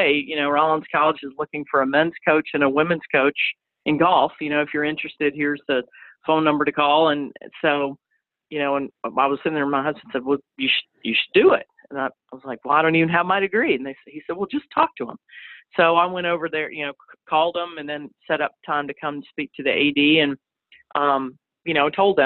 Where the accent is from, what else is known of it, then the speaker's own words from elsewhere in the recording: Chattanooga, Tennessee, United States; moved away as an adult; now in Winter Park, United States; my hometown of Chattanooga